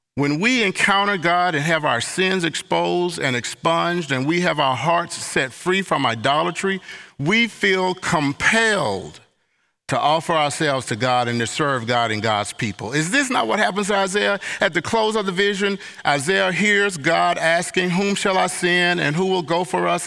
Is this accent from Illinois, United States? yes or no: no; Mississippi, United States; moved away; also born or lived in Southwest United States; I'm from Long, Hot, Sweaty, Mississippi Summers and Attic Fans